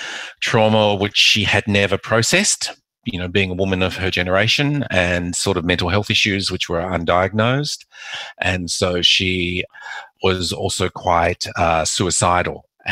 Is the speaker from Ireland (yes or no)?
no; Macau; born there; I was born in Macau